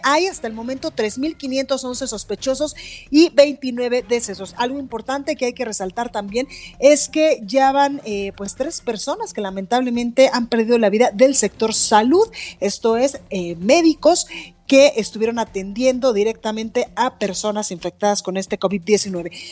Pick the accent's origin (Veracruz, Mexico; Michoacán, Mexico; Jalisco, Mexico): Jalisco, Mexico; Guadalajara; now in Mexico City, Mexico; en Guadalajara, Jalisco, en La Perla, Tapatía, a quienes les mando un abrazo fraterno y muchos besos a todas las personas que nos escuchan desde mi tierra.